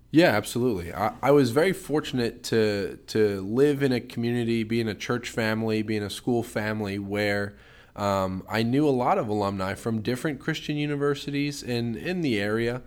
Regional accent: Harleysville, Pennsylvania, United States; I'm from Harleysville, Pennsylvania

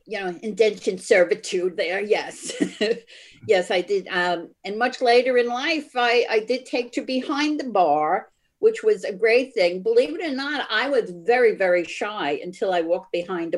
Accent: Brooklyn, New York, United States; moved away as an adult; also born or lived in Long Island; now in Locust Valley, United States; I grew up in Brooklyn

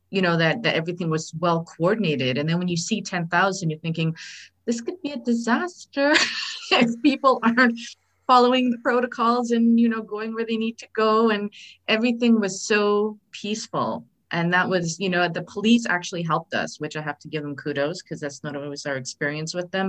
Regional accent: Saskatchewan, Canada; I mean, I'm from Saskatchewan, right?

